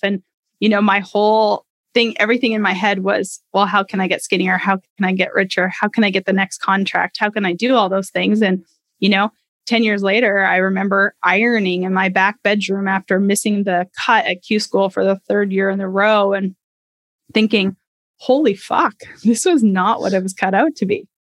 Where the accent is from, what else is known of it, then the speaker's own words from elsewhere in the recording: Canada; I grew up in Canada.